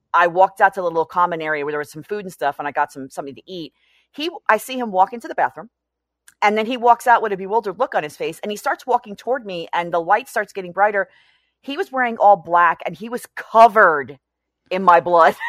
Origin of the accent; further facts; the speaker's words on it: New York City, New York, United States; I grew up in New York City.